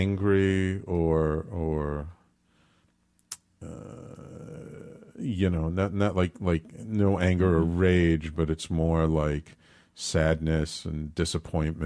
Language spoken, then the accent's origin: English; New York City, New York, United States; the house I grew up in the Bronx